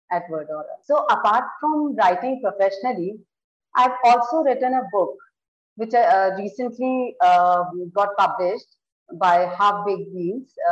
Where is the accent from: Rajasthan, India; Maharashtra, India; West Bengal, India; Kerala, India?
Rajasthan, India; Udaipur; I am from Udaipur, and I got married uh, in this city only